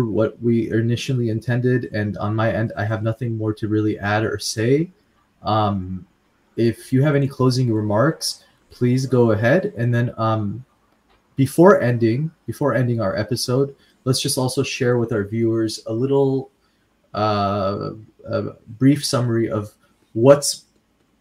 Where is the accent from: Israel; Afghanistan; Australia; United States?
Afghanistan; moved away; we're from Afghanistan, but living abroad.